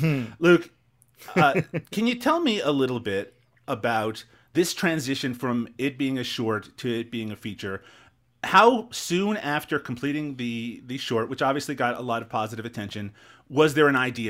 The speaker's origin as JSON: {"language": "English", "region": "Newfoundland and Labrador", "country": "Canada", "accent": "Newfoundland", "said": "I'm from Newfoundland"}